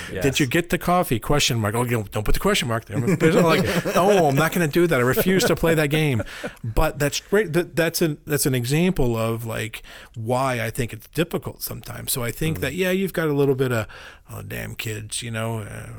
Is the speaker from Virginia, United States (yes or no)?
yes; Richmond, Virginia, United States; I'm from Richmond, Virginia